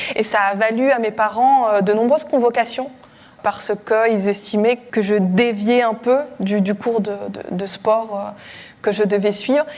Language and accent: French; Strasbourg, Grand Est, France; dans ma ville natale, à, Strasbourg